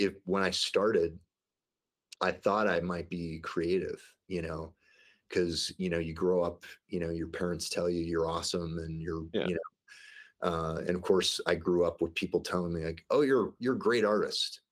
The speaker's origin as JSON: {"language": "English", "town": "St. Louis", "region": "Missouri", "country": "United States", "tie": "born or raised there", "moved": "yes", "lives_now": "Denver, United States", "said": "I grew up in the Midwest in St. Louis, Missouri"}